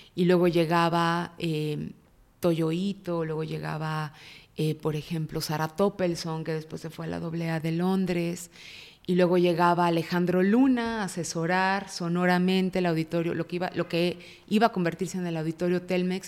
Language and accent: Spanish; Guadalajara, Jalisco, Mexico; Nací en Guadalajara. Eh, fui la primera hija y fui la primera nieta de dos familias muy amorosas. Entonces tuve una infancia